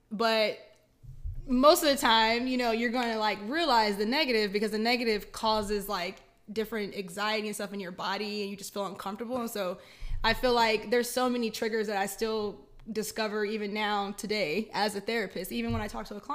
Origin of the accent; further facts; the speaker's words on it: Killeen, Texas, United States; Killeen, Texas.